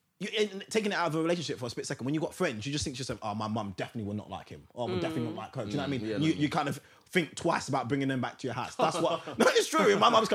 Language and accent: English; Estonia; No, I'm from Estonia.